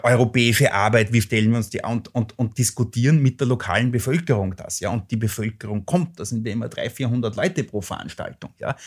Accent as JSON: {"language": "German", "region": "Lower Austria", "country": "Austria", "tie": "born or raised there", "also_born_or_lived": "England", "said": "in mein Heimatland schaue, nach Niederösterreich"}